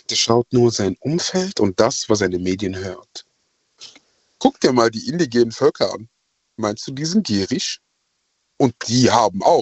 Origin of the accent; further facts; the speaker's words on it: Ghana; now in Germany; Ähm, ich bin ursprünglich aus Ghana.